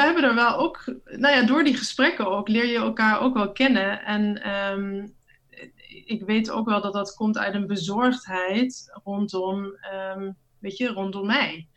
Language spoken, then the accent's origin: Dutch; Netherlands; moved away; Als Nederlandse vrouw